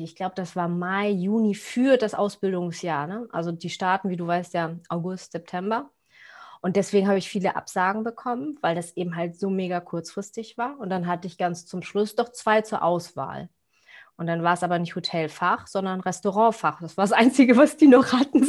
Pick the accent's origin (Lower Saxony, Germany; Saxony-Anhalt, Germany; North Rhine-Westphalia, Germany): Lower Saxony, Germany; Cuxhaven; ich komme aus Cuxhaven